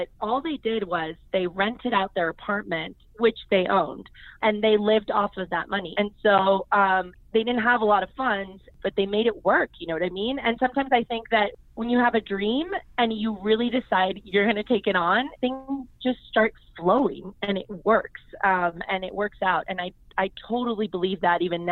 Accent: United States; My dad's from Argentina. My mom's Colombian. I'm from the U.S.

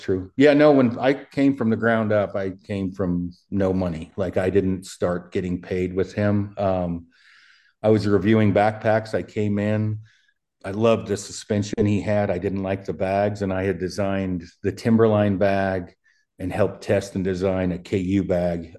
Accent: Oregon, United States; also born or lived in Colorado; now in Wyoming, United States; my hometown in Oregon's two hundred people.

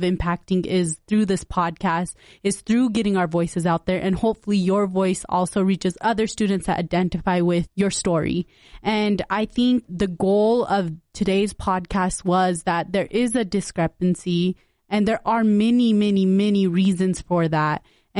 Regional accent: West Valley City, Utah, United States; And I'm just really happy we both went to Granger. We're from West Valley. We're always representing.

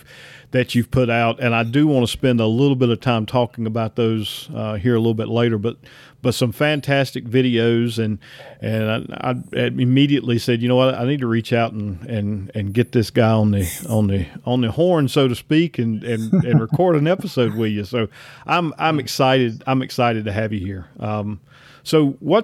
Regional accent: Southern US, United States; accent: redneck Southern; my redneck Southern accent

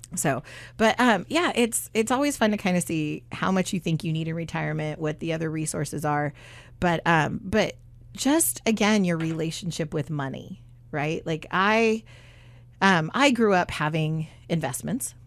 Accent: Southern California, United States; when I was little, um, growing up in Southern California

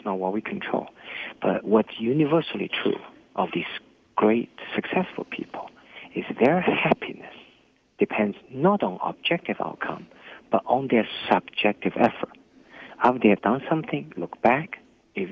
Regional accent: Hangzhou, Zhejiang, China; English is a second language; moved away as an adult; now in United States; my hometown, Hangzhou

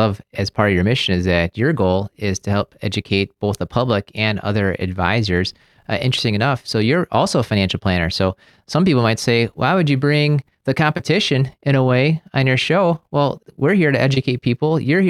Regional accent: Maryland, United States; I'm out from Maryland, mostly originally, with my dad being from the military

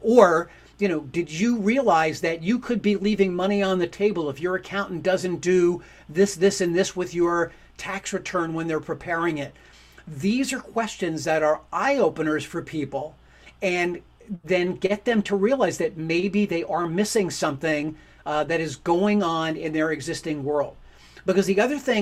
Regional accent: New York, United States; I'm from New York

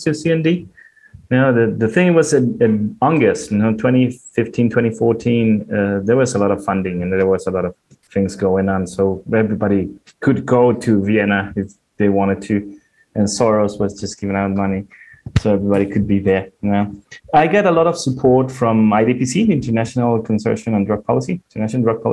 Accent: Costa Rica; I'm from Costa Rica

